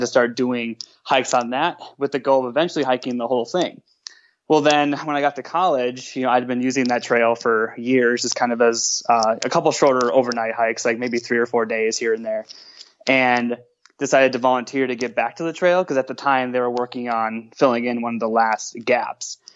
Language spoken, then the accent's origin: English; Minnesota, United States; moved away as an adult; now in Grand Rapids, United States; I'm from Minnesota originally